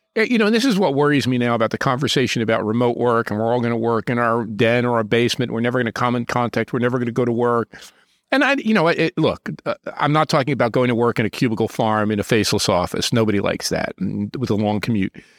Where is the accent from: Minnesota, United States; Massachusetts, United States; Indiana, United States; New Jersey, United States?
New Jersey, United States; Newark; I was born in Newark, New Jersey, and I saw my city go up in flames I saw tanks occupying the city, and as a young boy